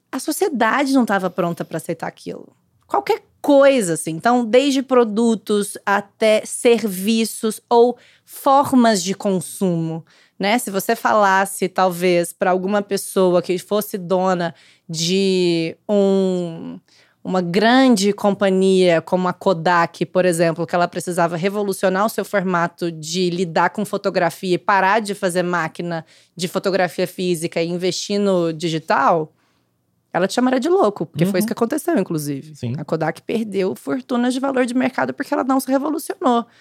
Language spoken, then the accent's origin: Portuguese; Uberlândia, Minas Gerais, Brazil; now in São Paulo, Brazil; eu nasci em Uberlândia, eu fui praticamente criar, vivi a vida toda lá, né, praticamente, depois mudei pra São Paulo